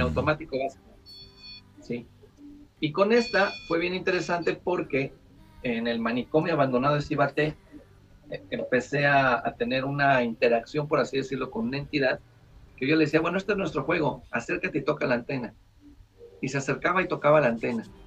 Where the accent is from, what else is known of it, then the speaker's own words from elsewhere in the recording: Querétaro, Mexico; la ciudad de Querétaro, de donde soy originario